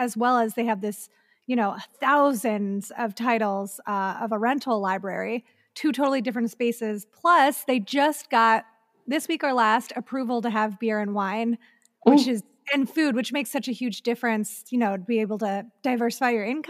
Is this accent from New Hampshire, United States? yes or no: no; Ohio, United States; now in Los Angeles, United States; I grew up in Ohio, the indie theater was on the east side of Cleveland, and we grew up in a suburb on the far west side.